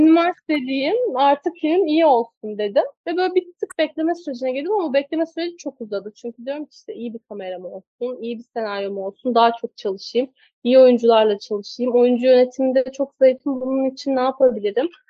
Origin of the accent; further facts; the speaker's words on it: Kastamonu, Turkey; Ben Kastamonu'da doğdum, büyüdüm.